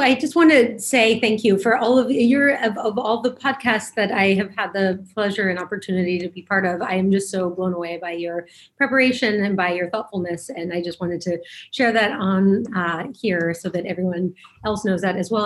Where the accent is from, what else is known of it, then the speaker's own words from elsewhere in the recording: Denver, Colorado, United States; moved away as an adult; also born or lived in New York; I grew up in Denver